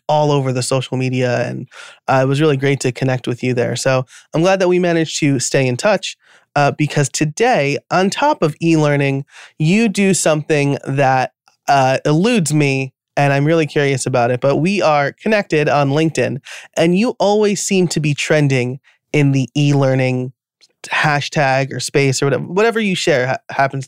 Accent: New York, United States; accent: New York; my New York accent

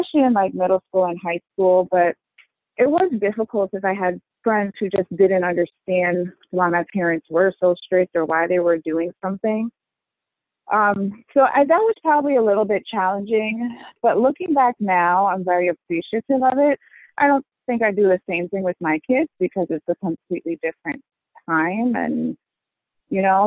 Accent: northern New Jersey, United States; moved away as an adult; now in Connecticut, United States; I grew up in New Jersey, in northern New Jersey. I live in Connecticut now, about an hour away

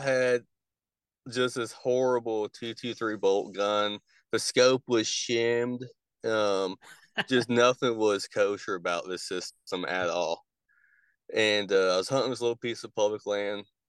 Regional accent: Indiana, United States; moved away as an adult; now in Kentucky, United States; I grew up in Indiana

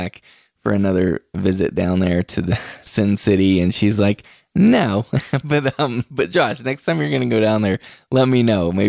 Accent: West Virginia, United States; moved away; also born or lived in Martins Ferry, Ohio; I was raised in West Virginia, and I lived in Ohio for a while. Martins Ferry, Ohio, right there on the Ohio River.

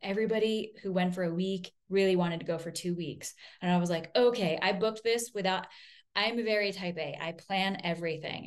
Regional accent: Vermont, United States; I grew up in Vermont, I'm a hippie

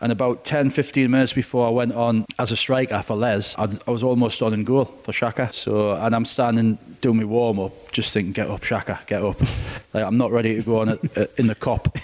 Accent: Newcastle upon Tyne, North East England, United Kingdom; I'm as devastated as any Geordie

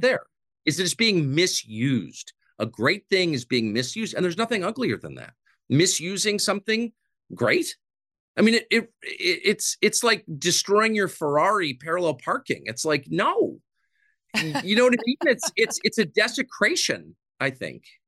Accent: United States; the country that I grew up

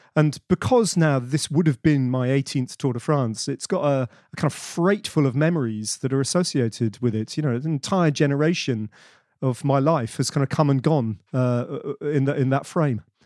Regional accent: Bedford, East of England, United Kingdom; I grew up in Bedford, which is in the middle of nowhere, but provincial England.

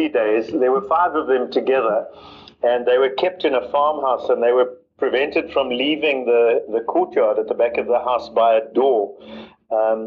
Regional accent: Nelspruit, Mpumalanga, South Africa; I grew up in the Nelspruit area, which is near the Kruger National Park on the eastern parts of South Africa.

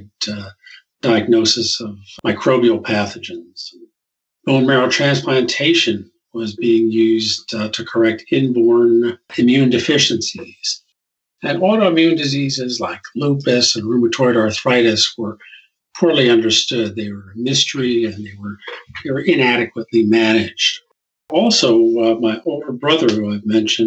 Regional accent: New Brunswick, New Jersey, United States; I was born in New Brunswick, New Jersey, which is where Rutgers University is located. And my dad taught at the local high school.

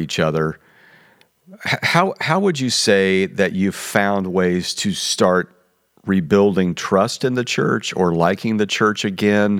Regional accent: Midwest, United States; moved away; I'm from the Midwest and I saw church done a certain way.

